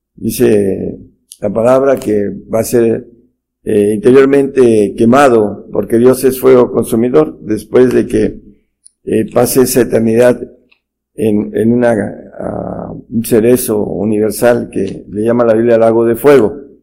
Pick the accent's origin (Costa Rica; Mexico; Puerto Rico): Mexico; en nuestro país, México